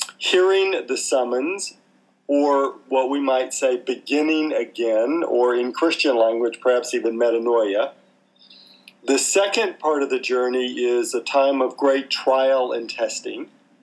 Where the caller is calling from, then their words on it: Victoria, Australia; We're talking today from Victoria, Australia, and it is very cold.